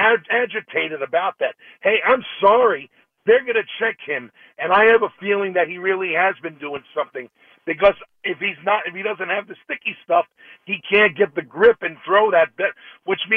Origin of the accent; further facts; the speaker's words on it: New York City, New York, United States; moved away as an adult; now in Winter Haven, United States; I'm originally from the Bronx, but I've been down in Winter Haven for 6 years